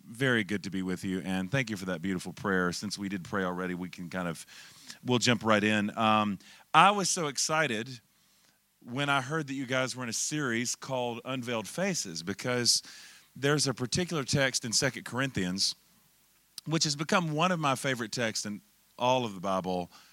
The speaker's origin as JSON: {"language": "English", "town": "Charlotte", "region": "North Carolina", "country": "United States", "said": "I'm originally from Charlotte, North Carolina"}